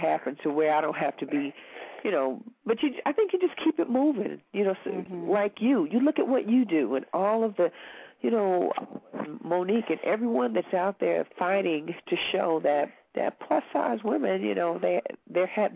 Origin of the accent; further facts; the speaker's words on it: Kentucky, United States; I'm from Kentucky.